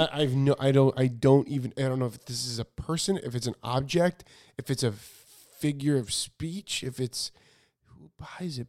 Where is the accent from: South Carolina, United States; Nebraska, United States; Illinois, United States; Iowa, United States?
Illinois, United States; Chicago; moved away as an adult; also born or lived in New York; now in California, United States; I grew up in Chicago and my grandma had a house in Florida.